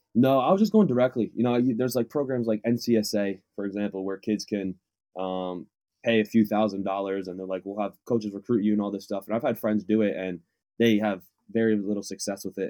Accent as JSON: {"language": "English", "town": "Waterbury", "region": "Connecticut", "country": "United States", "also_born_or_lived": "Southern California", "moved": "as an adult", "lives_now": "Claremont, United States", "said": "I'm from Waterbury, Connecticut, but I go to school here in Southern California"}